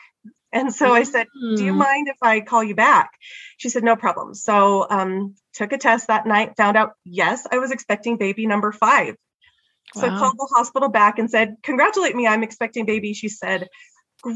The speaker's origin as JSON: {"language": "English", "region": "California", "country": "United States", "tie": "born or raised there", "moved": "yes", "lives_now": "Utah, United States", "said": "I grew up in California, so I had never been skiing."}